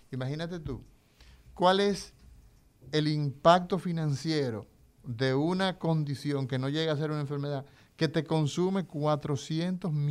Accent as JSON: {"language": "Spanish", "region": "Cibao", "country": "Dominican Republic", "said": "yo soy cibaeño."}